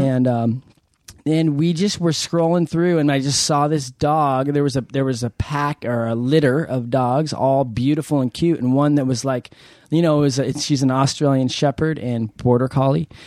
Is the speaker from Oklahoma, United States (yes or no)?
no; San Diego, California, United States; I'm from San Diego